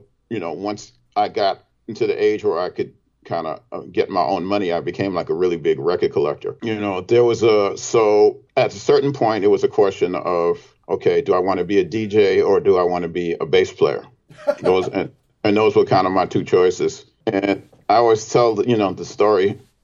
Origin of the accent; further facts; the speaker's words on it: New York City, New York, United States; growing up in Brooklyn, I didn't sing in church